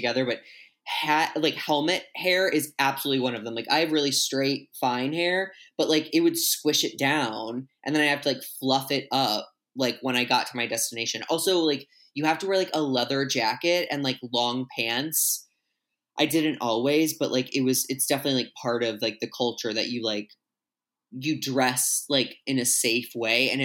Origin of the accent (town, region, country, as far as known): St. Louis, Missouri, United States; born or raised there; moved away